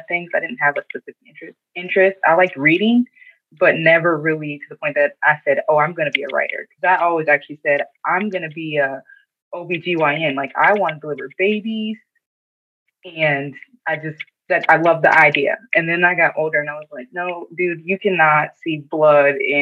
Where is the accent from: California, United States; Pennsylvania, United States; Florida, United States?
Pennsylvania, United States; Erie; Erie. Always an Erie girl.